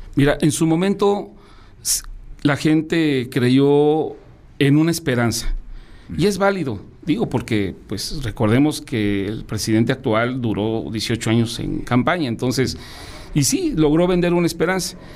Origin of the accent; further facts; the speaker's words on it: León, Guanajuato, Mexico; aquí a nuestra ciudad, a nuestro estado